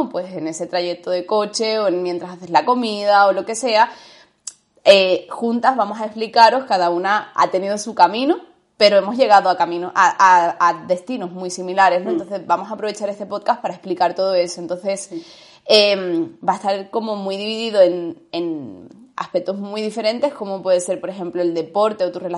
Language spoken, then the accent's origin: Spanish; Andalusia, Spain; o me daba mucha vergüenza mi acento, porque soy andaluza, aunque no se parezca que soy andaluza